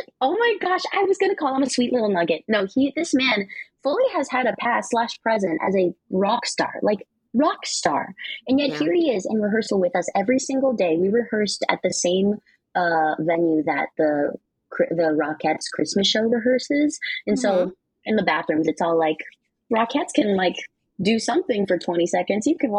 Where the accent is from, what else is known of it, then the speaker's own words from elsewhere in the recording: Philippines; as a Filipino person, my own knowledge of even Imelda Marcos and Ferdinand Marcos was limited.